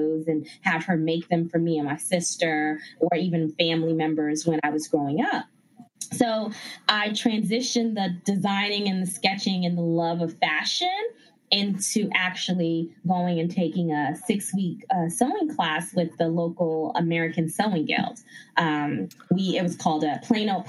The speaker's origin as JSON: {"language": "English", "country": "Ghana", "tie": "born or raised there", "also_born_or_lived": "Bronx, New York, United States", "moved": "yes", "said": "growing up in Ghana, West Africa, where my family is from, they all sewed."}